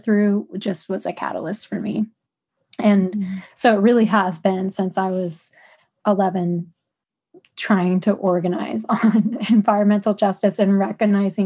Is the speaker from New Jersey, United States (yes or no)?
no; Philadelphia, Pennsylvania, United States; I grew up in Philadelphia, which is very much a concrete jungle